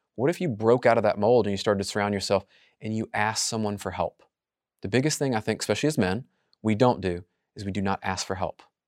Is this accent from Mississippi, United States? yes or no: no; Memphis, Tennessee, United States; I'm just from Memphis.